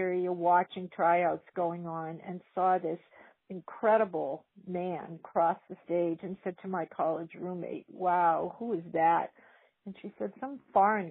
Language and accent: English; Marblehead, Massachusetts, United States; I grew up in Marblehead